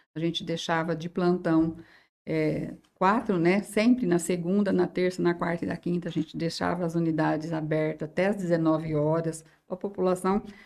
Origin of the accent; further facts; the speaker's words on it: Jales, São Paulo, Brazil; Eu nasci aqui em Jales, assim, nasci na zona rural de Jales